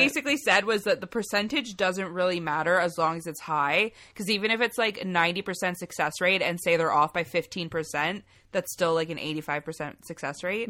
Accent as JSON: {"language": "English", "country": "Canada", "accent": "Canadian", "said": "We're Canadian"}